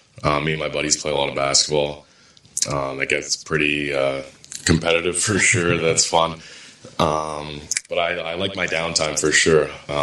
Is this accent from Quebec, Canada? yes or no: no; Ontario, Canada; But obviously, I just growing up outside of Toronto, watch like every Leafs game.